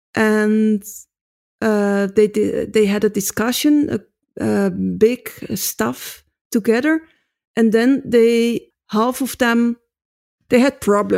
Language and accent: English; Netherlands; So I come from Holland and if I play the drums in Holland, they say, nice, very good.